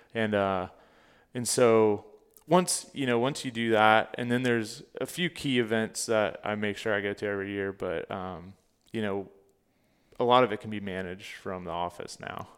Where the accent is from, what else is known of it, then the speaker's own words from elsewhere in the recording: Fort Pierce, Florida, United States; also born or lived in Orlando, Florida; I grew up in Fort Pierce, Florida